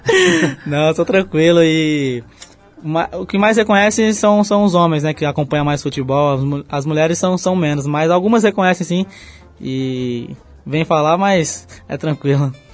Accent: São Paulo, Brazil; vou lá onde eu nasci, né? onde eu fui criado, fico com meus amigos, com a minha família

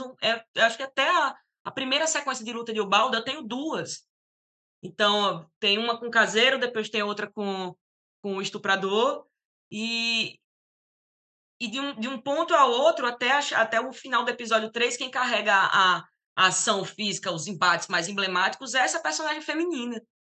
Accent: Natal, Rio Grande do Norte, Brazil; eu venho da, da Copab, venho do conjunto habitacional

